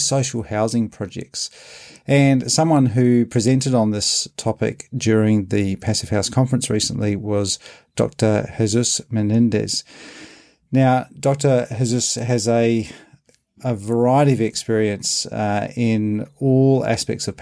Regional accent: Australia; now in New Zealand; I grew up in Australia, now live in New Zealand

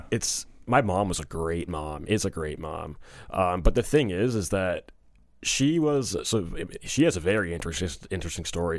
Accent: Toronto, Ontario, Canada; moved away as an adult; also born or lived in New Jersey / South Korea; I was born in Toronto, um, in eighty-two, and I grew up in and around Toronto.

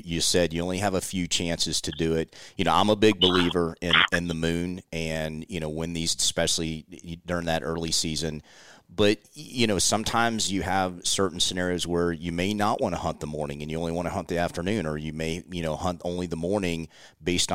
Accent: Florida, United States; growing up in Florida and hunting in the Southeast

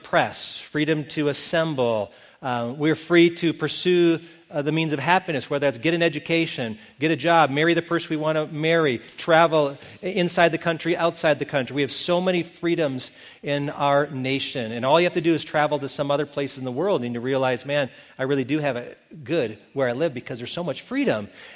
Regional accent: Milton, Wisconsin, United States; moved away; my hometown of Milton, Wisconsin

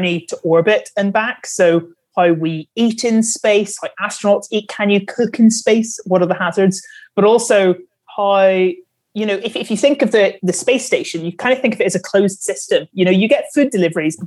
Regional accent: Northern Ireland, United Kingdom; I'm from Northern Ireland

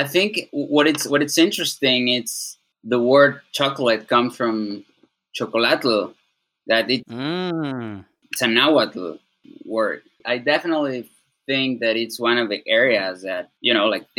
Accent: Puebla, Mexico; also born or lived in Cholula; not far from Puebla, my hometown

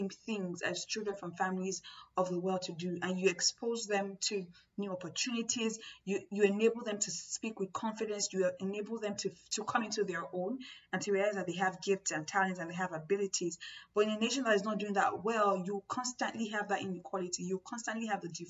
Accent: Nigeria; I'm from Nigeria

